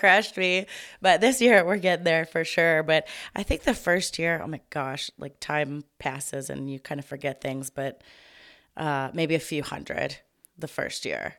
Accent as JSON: {"language": "English", "town": "Tomball", "region": "Texas", "country": "United States", "tie": "born or raised there", "said": "am born and raised in Tomball, Texas"}